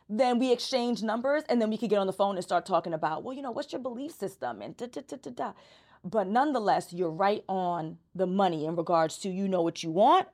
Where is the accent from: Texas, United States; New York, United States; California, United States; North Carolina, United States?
New York, United States; New York City; I'm from Brooklyn